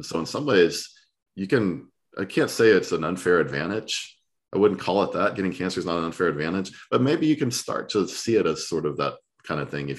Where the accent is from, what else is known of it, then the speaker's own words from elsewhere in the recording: Southern US, United States; You know, being a Southerner, my blood starts pumping.